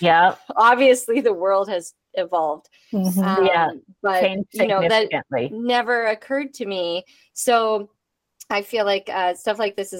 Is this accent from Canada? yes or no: yes; Lloydminster, Canada; being born and raised in Lloydminster